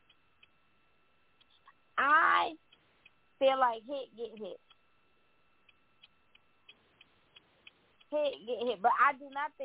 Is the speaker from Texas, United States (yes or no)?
no; New York, United States; me growing up in New York, I have a lot of friends that are from different islands.